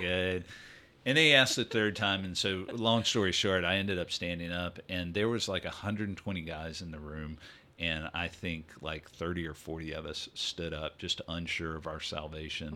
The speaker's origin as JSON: {"language": "English", "town": "Greenville", "region": "Mississippi", "country": "United States", "tie": "born or raised there", "also_born_or_lived": "Louisiana / New Jersey / San Antonio, Texas", "moved": "as an adult", "lives_now": "Texas, United States", "said": "I grew up in, uh, the Delta of Mississippi, a town called Greenville"}